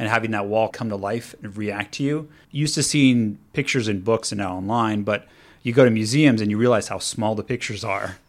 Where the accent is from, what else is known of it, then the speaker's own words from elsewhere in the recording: Los Angeles, California, United States; now in Pasadena, United States; I'm from Los Angeles, so I'm a, not a native Pasadena person, but the reason why I moved to Pasadena is 'cause it had more history.